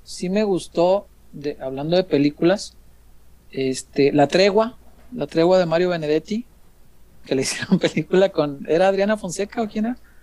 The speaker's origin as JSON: {"language": "Spanish", "country": "Mexico", "tie": "born or raised there", "said": "yo crecí en la colonia Morelos"}